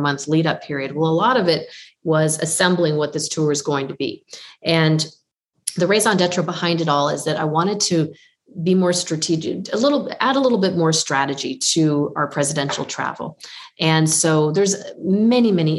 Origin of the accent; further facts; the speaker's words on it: Windsor, Ontario, Canada; my hometown of Windsor, Ontario